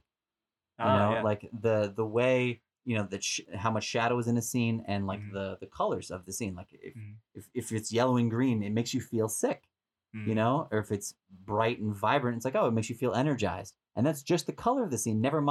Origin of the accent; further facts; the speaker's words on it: Boston, Massachusetts, United States; moved away as an adult; also born or lived in San Diego; now in Los Angeles, United States; I'm from Boston originally, but I spent 10 years in San Diego